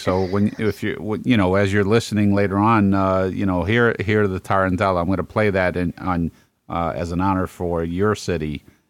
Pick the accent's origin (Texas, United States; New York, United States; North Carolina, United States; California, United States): New York, United States; New York City; born or raised there; also born or lived in Bay Ridge, Brooklyn